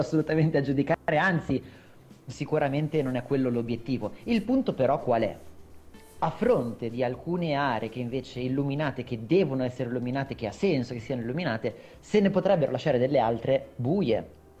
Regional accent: Milan, Lombardy, Italy; now in Brianza, Italy; io comunque sono nato a Milano, sono cresciuto a Milano per, insomma, fino, fino a pochi anni fa, adesso abito comunque in Brianza

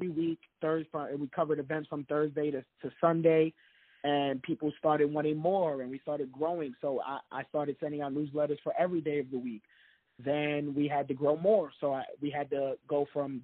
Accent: New York City, New York, United States; I'm from the Bronx, New York. I went to school in the Bronx, and I grew up in the project

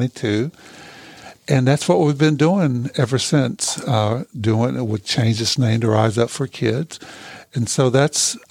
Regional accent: Hancock County, Tennessee, United States; also born or lived in North Carolina; now in Johnson City, United States; I grew up in Hancock County, which is a couple hours away, up in the mountains

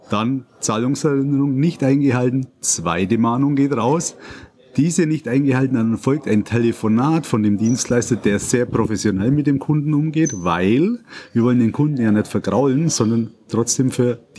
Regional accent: Ederheim, Bavaria, Germany; ich komme aus Ederheim im schönen Bayern

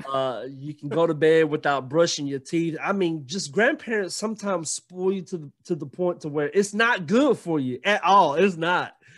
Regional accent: Gainesville, Georgia, United States; also born or lived in Alabama; now in Jefferson, United States; I'm from Gainesville, Georgia, but Right now, I live in Jefferson, Georgia

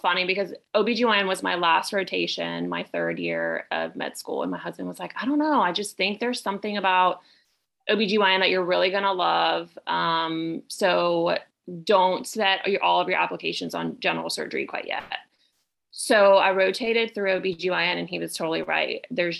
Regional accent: Puerto Rico; now in Pensacola, United States; So I am originally from Puerto Rico, but I moved to Pace, Florida in 94. So I consider myself a Pensacolian, if you will.

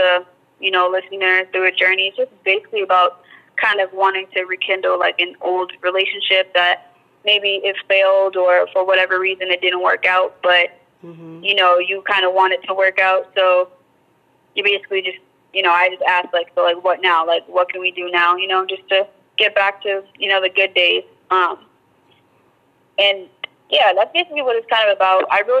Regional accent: Peabody, Massachusetts, United States; moved away as an adult; now in Boston, United States; I'm from Peabody, Massachusetts

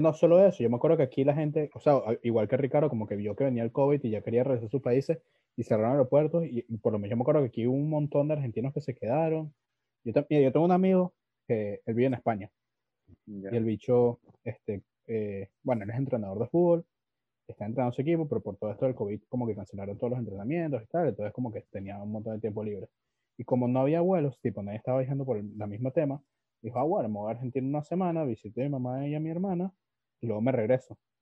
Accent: Venezuela; accent: veneco (Venezuelan); now in Lima, Peru; tengo mi acento de neco y tal, este, bueno, yo, o sea, sí me considero neco

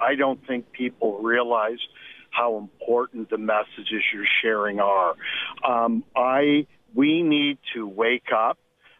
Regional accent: Canada; And I feel the same about being Canadian as you do, and I'm extremely concerned.

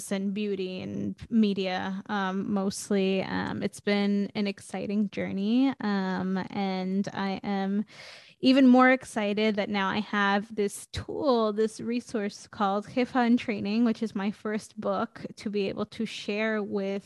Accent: New York City, New York, United States; now in Portland, United States; I'm originally from New York City. I grew up in Queens

